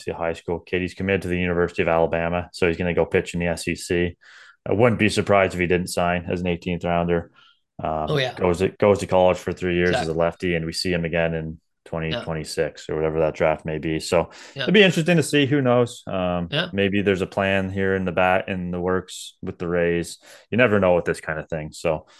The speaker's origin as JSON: {"language": "English", "town": "Brantford", "region": "Ontario", "country": "Canada", "said": "I'm from Brantford, and I'm just waiting for the day that Brantford is then part of the GTA."}